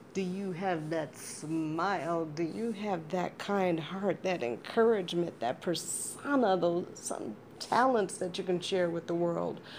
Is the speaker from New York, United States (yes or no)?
no; Chicago, Illinois, United States; being a Chicagoan